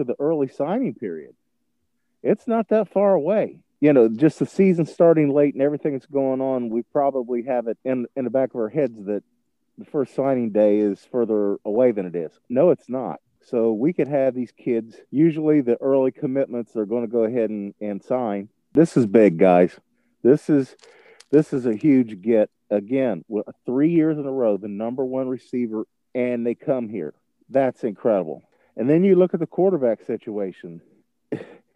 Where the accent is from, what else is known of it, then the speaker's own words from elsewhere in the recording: Ohio, United States; As a kid growing up in the Buckeye State, Buckeye fan from birth